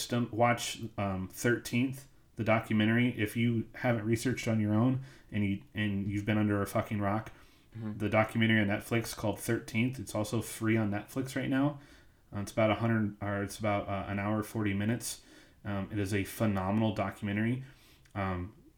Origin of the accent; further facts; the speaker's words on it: Missouri, United States; I grew up in Missouri